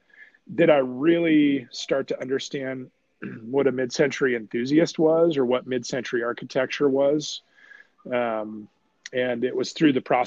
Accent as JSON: {"language": "English", "town": "Coeur d'Alene", "region": "Idaho", "country": "United States", "tie": "born or raised there", "also_born_or_lived": "Oakland, California", "said": "I was born in Oakland, California. My parents moved me to Coeur d'Alene, Idaho when I was five."}